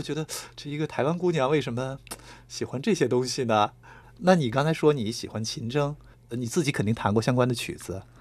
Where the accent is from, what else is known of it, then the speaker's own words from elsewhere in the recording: Shaanxi, China; moved away; 因为我是陕西人嘛，在那儿生，在那儿长